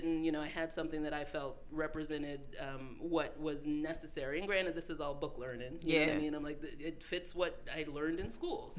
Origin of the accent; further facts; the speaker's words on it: Tucson, Arizona, United States; Tucson, Arizona.